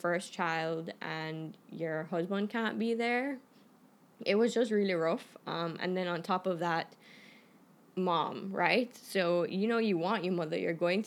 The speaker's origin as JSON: {"language": "English", "country": "Canada", "moved": "yes", "said": "I'm Canadian"}